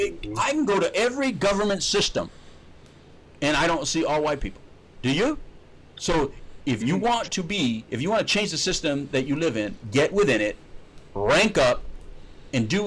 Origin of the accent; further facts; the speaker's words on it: United States; we, as all Americans